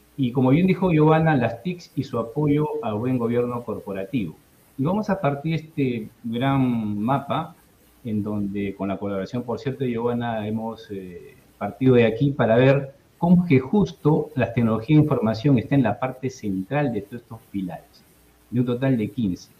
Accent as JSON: {"language": "Spanish", "region": "Lima", "country": "Peru", "said": "yo soy de Lima, Perú"}